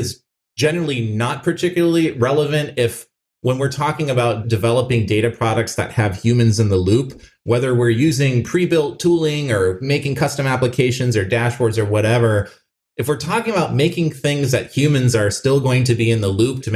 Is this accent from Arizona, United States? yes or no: yes; Phoenix, Arizona, United States; Albertsons was a family grocery store for me growing up in Phoenix, Arizona.